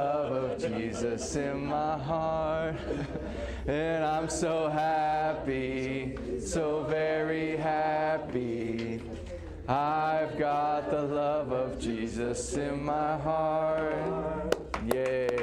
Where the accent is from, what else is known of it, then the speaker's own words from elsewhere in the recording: Texas, United States; I grew up in Texas, so this is, for those of you who are not, this is just part of our culture and life